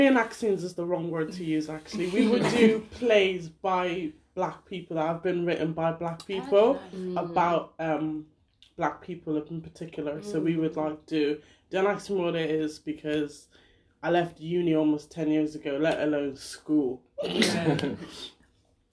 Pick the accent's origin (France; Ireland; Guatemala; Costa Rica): Ireland; now in United Kingdom; I grew up in Ireland